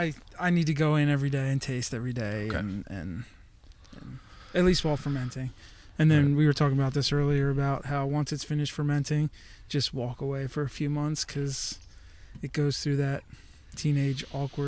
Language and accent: English; Downingtown, Pennsylvania, United States; also born or lived in California; I grew up in Downingtown on the R5